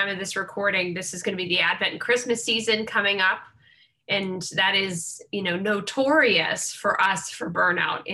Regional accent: Pittsburgh, Pennsylvania, United States; I come from the Diocese of Pittsburgh

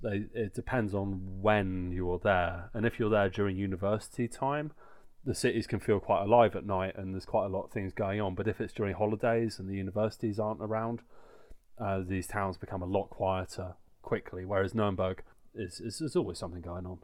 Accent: Guildford, South East England, United Kingdom; now in Bavaria, Germany; seven people born in my hometown who are registered in Berlin

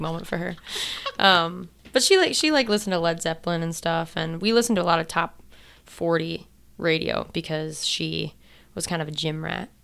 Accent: Monument, Colorado, United States; I grew up in Monument, Colorado.

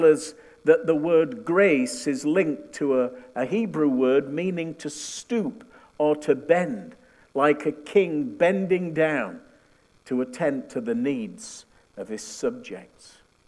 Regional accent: United Kingdom; also born or lived in northern Manitoba; now in Winnipeg, Canada; We came from the UK, you wouldn't know it from my accent, but that's the truth.

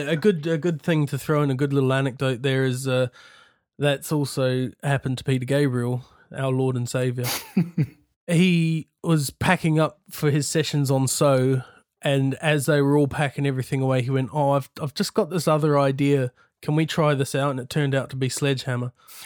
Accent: New Zealand; now in United Kingdom; Because I had a really tough time when I first got here fitting in, because I was very manly from New Zealand, going to cut down all the trees, lumberjack sort of thing.

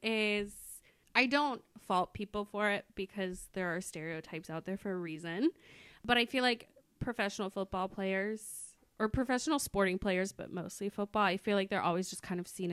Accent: Indianapolis, Indiana, United States; We are born and raised in Indianapolis

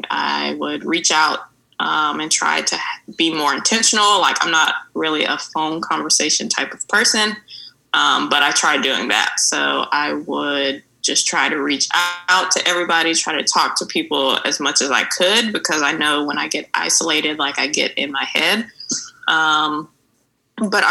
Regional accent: Mobile, Alabama, United States; moved away as an adult; now in Dallas, United States; I'm from Mobile, Alabama

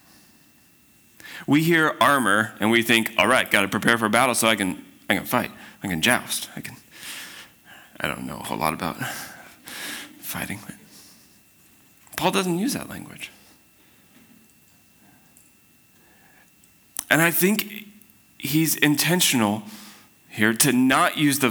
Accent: Spokane, Washington, United States; I grew up in Spokane

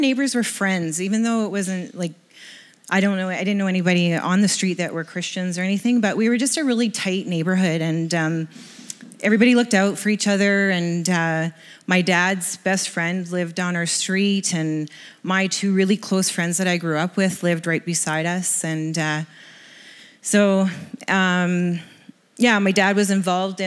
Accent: Kamloops, British Columbia, Canada; also born or lived in Lower Mainland, British Columbia; I grew up in Kamloops

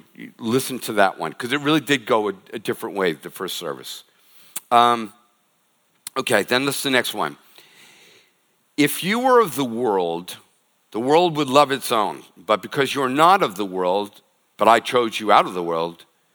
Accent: Boston, Massachusetts, United States; moved away; I'm from Boston

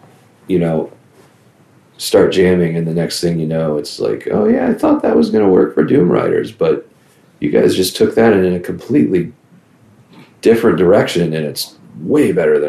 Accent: Virginia, United States; growing up in Virginia

